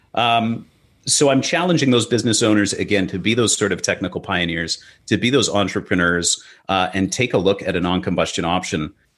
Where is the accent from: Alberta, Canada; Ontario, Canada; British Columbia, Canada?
British Columbia, Canada; Vancouver; In Vancouver, uh, you know, my hometown